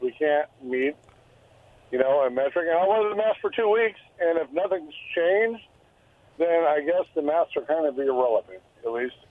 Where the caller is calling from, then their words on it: Benton City, Washington, United States; This is … from Benton City.